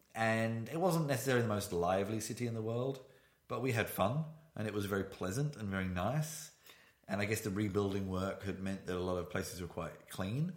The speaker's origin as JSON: {"language": "English", "country": "United Kingdom", "moved": "as an adult", "lives_now": "Berlin, Germany", "said": "I am a British citizen. I've not lived there for 10 years"}